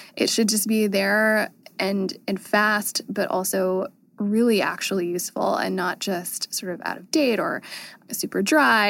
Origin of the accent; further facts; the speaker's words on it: North Carolina, United States; I grew up in North Carolina, and there wasn't a lot to do.